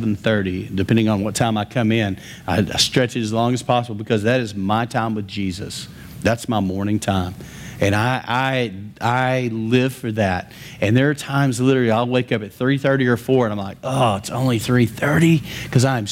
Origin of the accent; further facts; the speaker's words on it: West Texas, United States; I'm from West Texas.